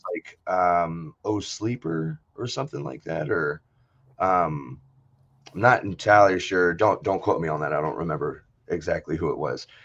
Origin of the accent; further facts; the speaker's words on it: Brunswick, Maryland, United States; now in Tacoma, United States; I'm originally from the East Coast. So I grew up in, uh, in Maryland